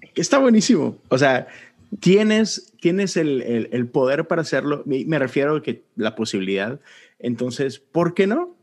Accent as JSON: {"language": "Spanish", "town": "Monterrey", "region": "Nuevo León", "country": "Mexico", "tie": "born or raised there", "said": "crecí en México, en Monterrey"}